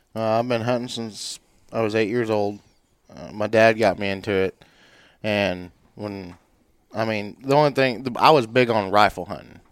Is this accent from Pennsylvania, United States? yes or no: no; Warrensburg, Missouri, United States; born and raised in Warrensburg, Missouri